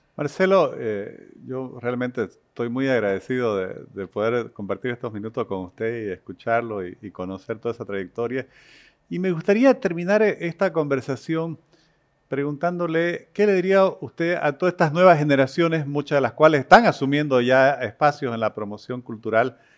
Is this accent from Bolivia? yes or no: yes; Santa Cruz de la Sierra, Santa Cruz, Bolivia; como cruceño, como boliviano